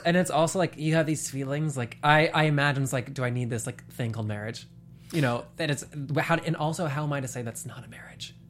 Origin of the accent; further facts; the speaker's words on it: the South, United States; now in Los Angeles, United States; I grew up in the South.